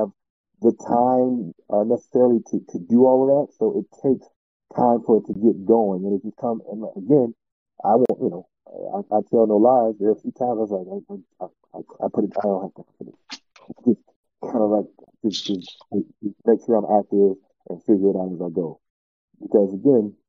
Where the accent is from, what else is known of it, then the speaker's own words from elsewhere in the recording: Miami, Florida, United States; I'm from Miami